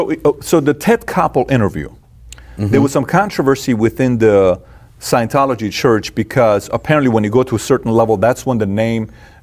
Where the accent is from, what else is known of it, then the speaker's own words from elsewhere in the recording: Iran; I'm from Iran.